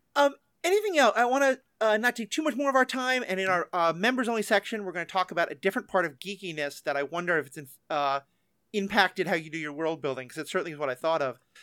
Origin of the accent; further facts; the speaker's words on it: New York, United States; I'm a New Yorker